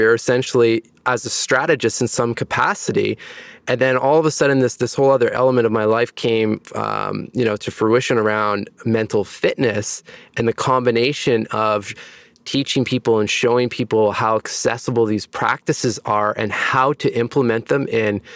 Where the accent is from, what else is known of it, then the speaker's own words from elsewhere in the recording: Ontario, Canada; also born or lived in Montreal; now in Toronto, Canada; I am from Ontario, Canada. I was born in a small town in the northern part of the province